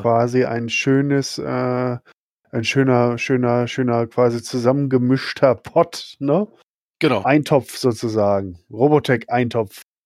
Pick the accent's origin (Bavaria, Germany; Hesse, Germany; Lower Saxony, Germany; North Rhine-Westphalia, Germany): North Rhine-Westphalia, Germany; Schwerte; in meiner Heimatstadt, wo ich aufgewachsen bin, in Schwerte bei Dortmund